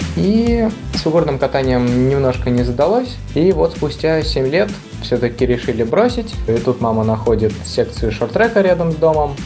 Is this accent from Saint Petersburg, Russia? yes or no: yes; Peterhof, Saint Petersburg, Russia; Родился я в Петергофе